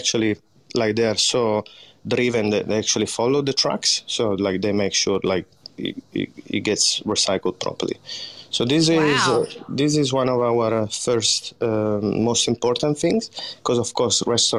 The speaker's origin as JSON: {"language": "English", "town": "Crescentino", "region": "Piedmont", "country": "Italy", "tie": "born or raised there", "second_language": "English", "said": "My hometown is called Crescentino, and is the biggest city next to it. It would be Turin."}